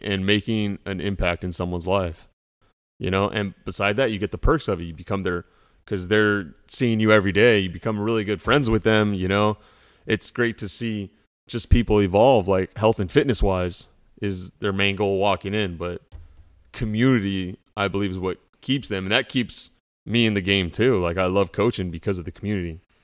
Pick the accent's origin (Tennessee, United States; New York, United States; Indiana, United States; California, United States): California, United States; South Orange County; I was from South Orange County